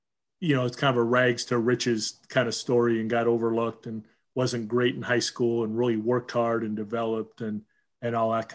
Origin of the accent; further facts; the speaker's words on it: Huntington Beach, California, United States; Growing up in Huntington Beach